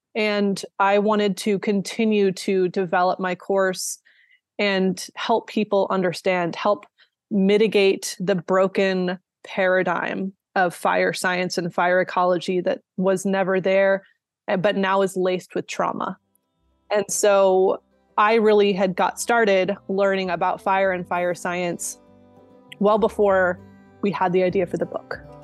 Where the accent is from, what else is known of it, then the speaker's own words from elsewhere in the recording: Sierra Nevada, California, United States; I grew up in the Sierra Nevada in kind of a moderate elevation